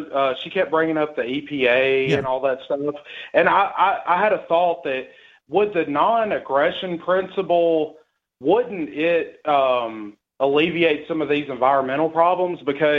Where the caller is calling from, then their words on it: Tennessee, United States; from Tennessee.